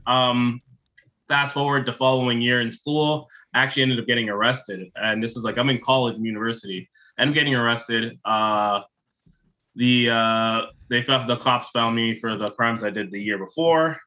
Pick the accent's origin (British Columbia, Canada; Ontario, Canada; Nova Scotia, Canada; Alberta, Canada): Ontario, Canada; Toronto; also born or lived in Ottawa / Bowmanville; I grew up in Toronto, Ontario